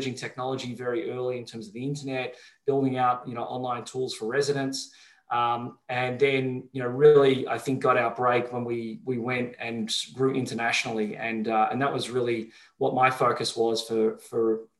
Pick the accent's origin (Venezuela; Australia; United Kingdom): Australia; Melbourne, Victoria; I grew up in Melbourne, Australia